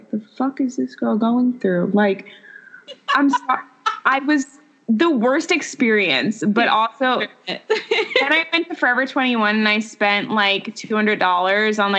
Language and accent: English; Long Island, New York, United States; moved away; I'm originally from New York, from Long Island